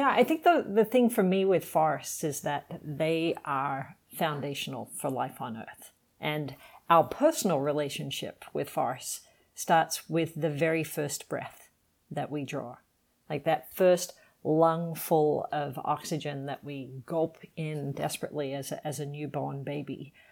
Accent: Sydney, New South Wales, Australia; Even though I grew up in Sydney, big city on the east coast in Australia, our family would cel- we celebrated Christmas

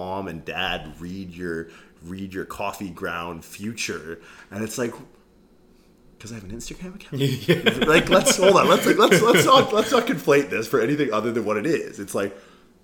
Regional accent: Canada; I'm a guy from Canada.

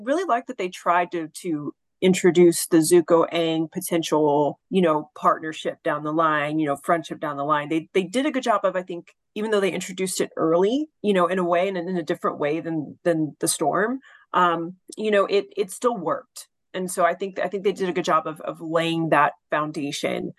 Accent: Texas, United States; accent: southern; I am from Texas

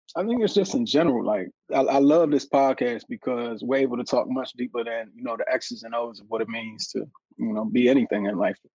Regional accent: Washington, District of Columbia, United States; being in Washington, D.C., my hometown

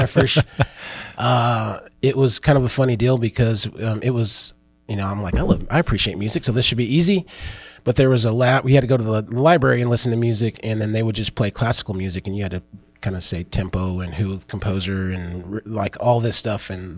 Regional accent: Illinois, United States; born there; also born or lived in North Carolina / Philippines / Germany; I was born in Illinois. And then we went to North Carolina and then went to Philippines.

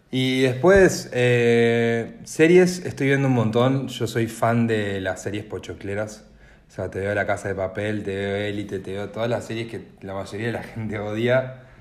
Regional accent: Santa Fe, Argentina; now in Rosario, Argentina; yo soy de Santa Fe y vivo en Rosario debido a mis estudios facultativos

